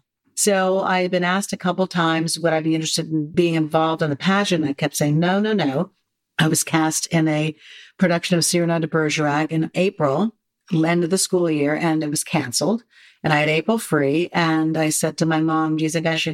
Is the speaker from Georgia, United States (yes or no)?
no; New York, United States; Born and bred in New York.